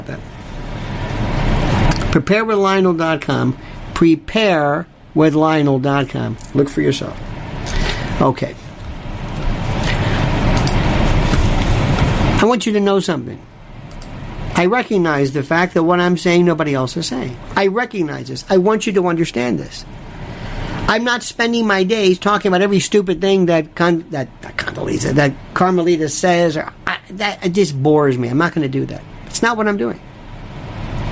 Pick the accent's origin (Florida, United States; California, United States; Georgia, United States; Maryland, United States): Florida, United States; I was raised in Florida